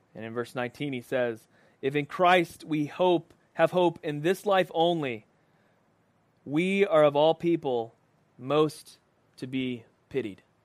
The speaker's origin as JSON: {"language": "English", "country": "United States"}